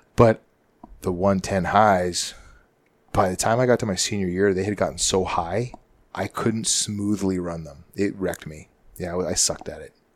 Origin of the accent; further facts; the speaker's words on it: Canada; moved away; growing up in Canada